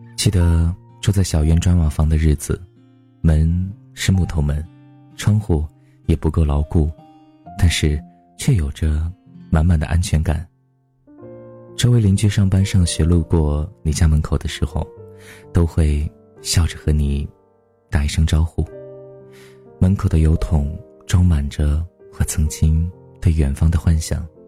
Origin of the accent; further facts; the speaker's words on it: Guangyuan, Sichuan, China; 这座小城有些古老的气息。江对岸就是黄子寺，为了纪念武则天而建，我就出生在这样一座小城里面的一个普通家庭。记忆当中大概是办了三次家，我的家乡利州是一个被山围起来的城市。小的时候我就 住在山上，那座山叫东山